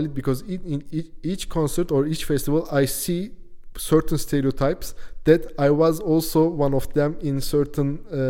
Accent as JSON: {"language": "English", "country": "Turkey", "moved": "yes", "said": "I come from Turkey."}